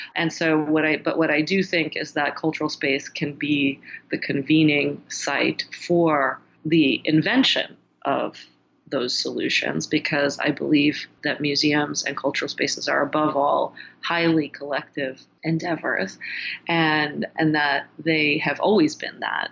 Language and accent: English; United States; me as an American